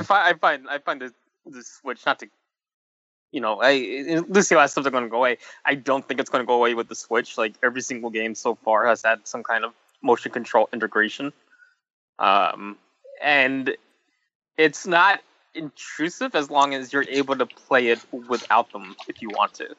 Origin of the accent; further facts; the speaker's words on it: New York, United States; accent: New York; my New York accent